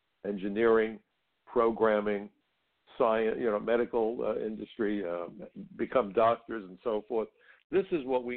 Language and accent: English; New York City, New York, United States; I come from Brooklyn, and where I come from, we already have a name for the world's best and brightest, folks.